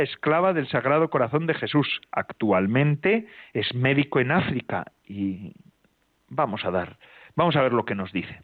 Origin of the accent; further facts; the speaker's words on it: Getxo, Basque Country, Spain; Hoy emito desde Algorta, desde mi pueblo